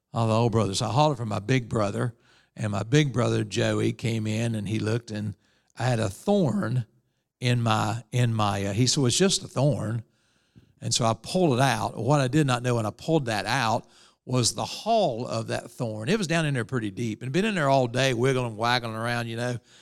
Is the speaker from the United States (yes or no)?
yes; Evans, West Virginia, United States; I was raised in Evans, West Virginia